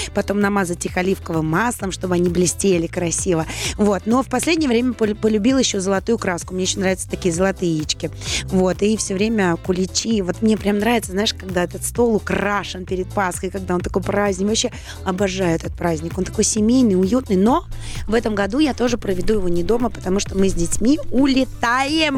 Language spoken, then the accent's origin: Russian; Saint Petersburg, Russia; now in Moscow, Russia; я петербурженка, не, не москвичка, и училась я а, в Петербурге